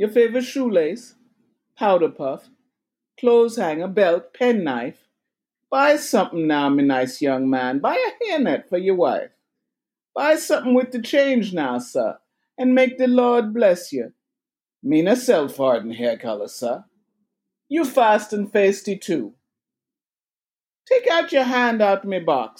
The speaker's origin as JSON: {"language": "English", "region": "New York", "country": "United States", "said": "I am from Jamaica, but Jamaica, New York."}